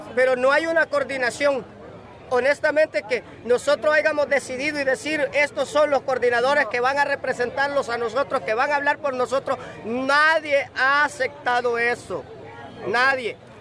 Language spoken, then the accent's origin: Spanish; Honduras; moved away as an adult; nosotros somos hondureños